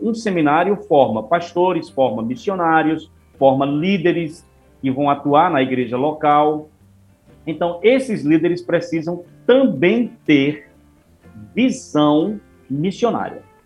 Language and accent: Portuguese; Sertão de Pernambuco, Brazil; eu sou aqui do Sertão de Pernambuco